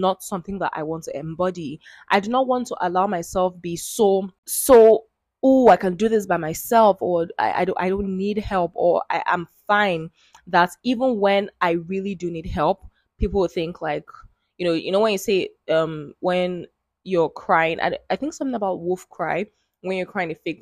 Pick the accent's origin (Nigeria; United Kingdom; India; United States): Nigeria; I'm Nigerian. I am an Igbo girl, and I am the first girl